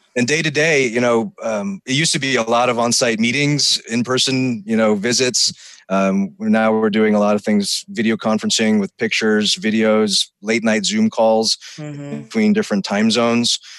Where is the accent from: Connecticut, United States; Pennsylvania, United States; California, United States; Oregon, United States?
California, United States; Sierra Nevada foothills; I grew up up in the Sierra Nevada foothills